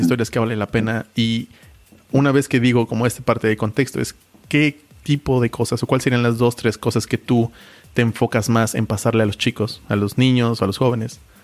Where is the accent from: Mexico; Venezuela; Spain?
Mexico; moved away; also born or lived in Germany; como mexicano